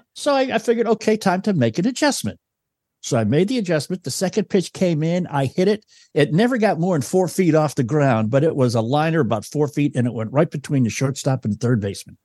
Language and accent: English; New England, United States; moved away as an adult; now in Louisville, United States; I was a kid from New England. I had been in town for a month